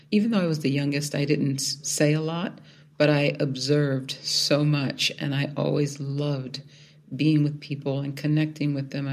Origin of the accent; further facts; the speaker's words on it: Philadelphia, Pennsylvania, United States; moved away as an adult; also born or lived in Indianapolis; I grew up in South Philadelphia, the youngest of seven children